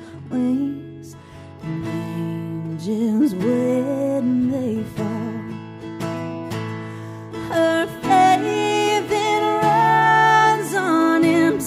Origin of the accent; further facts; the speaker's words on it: Van Lear, Kentucky, United States; now in Dayton, United States; I am from Johnson County. I'm from Van Leer, Kentucky, originally.